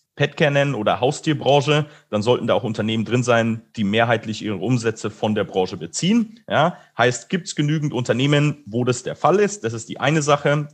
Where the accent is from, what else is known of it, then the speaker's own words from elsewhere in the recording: Munich, Bavaria, Germany; ich komme auch ursprünglich aus München